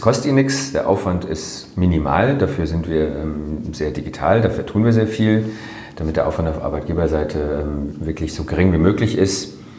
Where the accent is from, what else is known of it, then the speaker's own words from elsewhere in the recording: Freiburg, Baden-Württemberg, Germany; also born or lived in Netherlands; Ich bin hier in Freiburg groß geworden